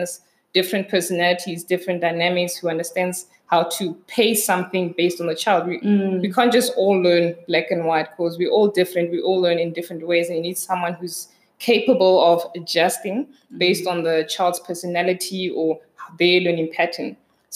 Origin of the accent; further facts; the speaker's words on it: Kroonstad, Free State, South Africa; I grew up in Kroonstad, so small town in the Free State